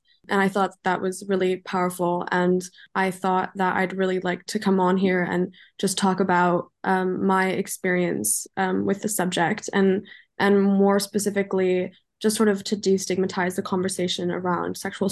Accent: Los Angeles, California, United States; So I was raised in Los Angeles, California. I'm German, but I went to school and was raised in LA.

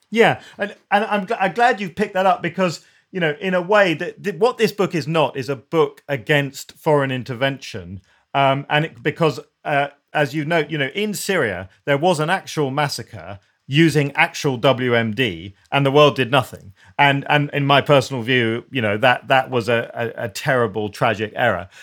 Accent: United Kingdom; we're British

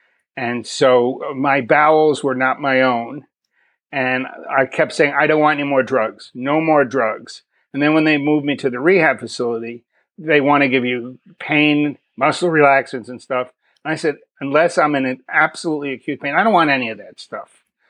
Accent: New York City, New York, United States; born there; also born or lived in Long Island / Miami Beach; now in Texas, United States; So I was born in New York City. We moved around a lot. Crazy household. Mother is an alcoholic. She left me with my grandparents. I lived in New York, Long Island, Miami Beach.

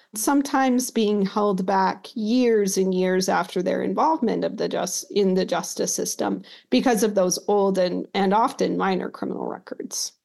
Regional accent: Utah, United States; I grew up in Utah

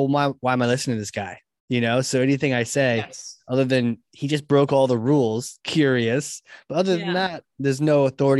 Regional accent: Virginia, United States; born there; Well, I was born in Virginia and I like mint chocolate chip.

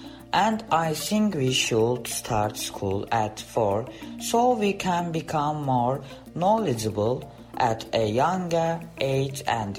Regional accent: Baku, Azerbaijan; I am from Baku and I am 14 years old.

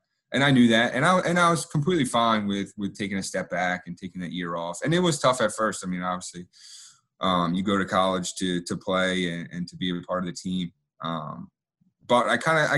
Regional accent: Delaware, United States; I grew up in Delaware

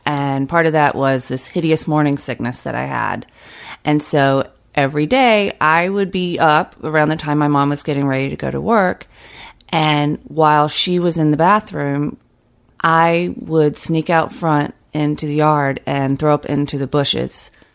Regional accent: Fitzgerald, Georgia, United States; As a kid growing up in South Georgia

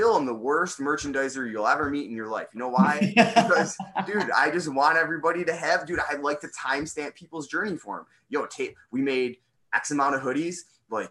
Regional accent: United States; I'm an American guy

